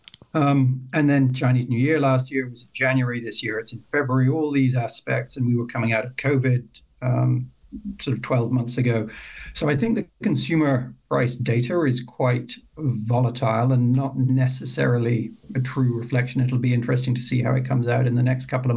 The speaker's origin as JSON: {"language": "English", "country": "Ireland", "moved": "yes", "said": "originally I'm from Ireland"}